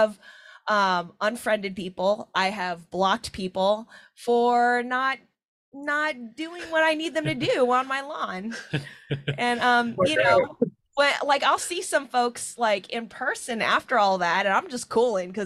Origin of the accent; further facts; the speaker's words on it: Seattle, Washington, United States; I'm from Rainier Beach, like Skyway, Bryn Mawr area